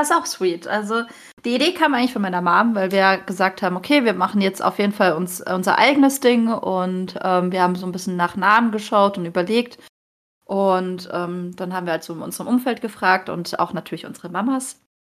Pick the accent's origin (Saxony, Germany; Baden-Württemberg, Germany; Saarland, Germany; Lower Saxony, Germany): Baden-Württemberg, Germany; Freiburg; Ich komme übrigens aus Freiburg